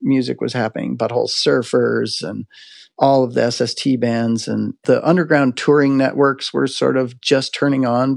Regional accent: Montana, United States; moved away as an adult; also born or lived in Japan; I grew up in Montana in the 70s

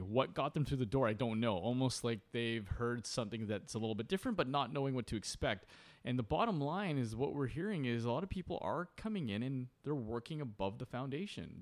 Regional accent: Port Coquitlam, British Columbia, Canada; also born or lived in Vancouver; growing up, I was born in Vancouver, um, uh, at Saint Paul's Hospital, but very quickly, uh, moved to Port Coquitlam

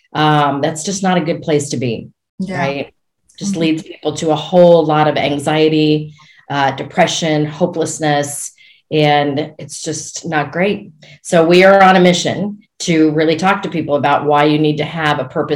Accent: Colorado, United States; moved away; We are actually originally from Colorado. I grew up there and then we raised our kids there.

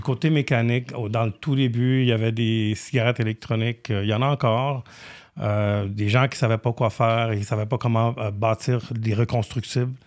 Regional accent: Romania; now in Canada; mon nom de famille roumain. Je suis né en Roumanie.

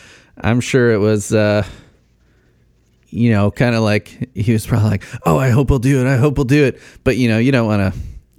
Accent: Arlington Heights, Illinois, United States; You guys played at, must be a radio station, WCBR in Arlington Heights, Illinois. That is where I grew up.

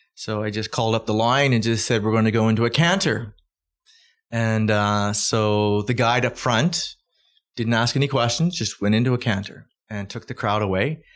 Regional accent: Calgary, Alberta, Canada; I'm from Calgary

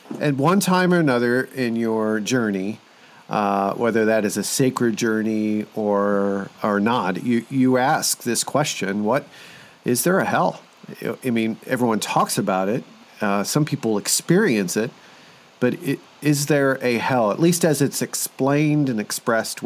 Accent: Columbus, Indiana, United States; I'm from Columbus, Indiana

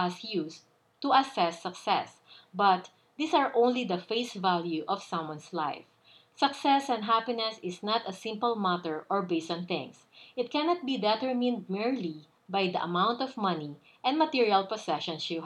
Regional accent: Philippines; moved away as an adult; also born or lived in New York, United States; I am originally from the Philippines

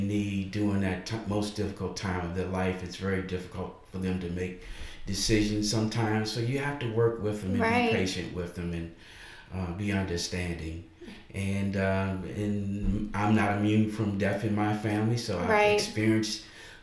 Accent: Charlotte County, Virginia, United States; moved away as an adult; now in South Boston, United States; I grew up in Charlotte County, the neighboring county here

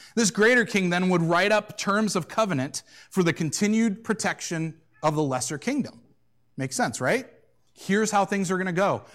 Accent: United States; as American Christians

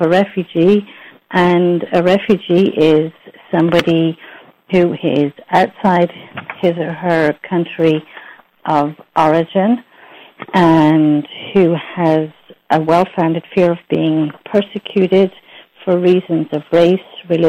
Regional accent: Ireland; moved away as an adult; also born or lived in United States; I was an immigrant to the United States myself. I'm Irish. Then I immigrated to the U.S.

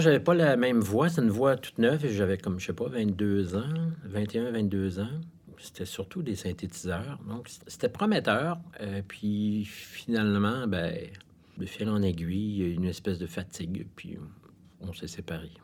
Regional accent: Montreal, Quebec, Canada; Je suis né à Montréal, j'ai été élevé dans le West Island.

